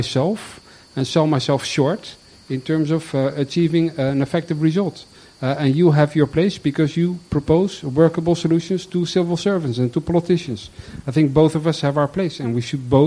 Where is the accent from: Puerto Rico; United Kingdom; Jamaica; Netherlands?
Netherlands; Rotterdam, South Holland; I come from Rotterdam into a small village in the east of the country